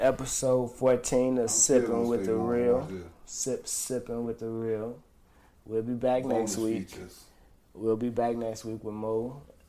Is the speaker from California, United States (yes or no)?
yes; California, United States; You are a Chicagoan, and I'm a Californian.